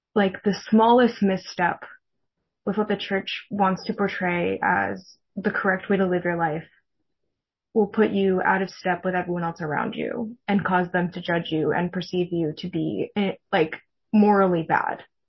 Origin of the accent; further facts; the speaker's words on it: California Bay Area, United States; I grew up Mormon in the California Bay Area